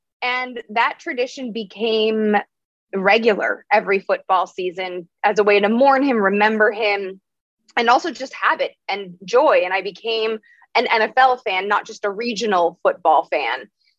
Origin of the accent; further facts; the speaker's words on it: Midwest, United States; now in Los Angeles, United States; where I grew up in the United States, in the Midwest, are more prevalent than like on the coasts. So it wasn't that far of a leap, but still pretty different, especially now that I live in Los Angeles and did get a degree out east.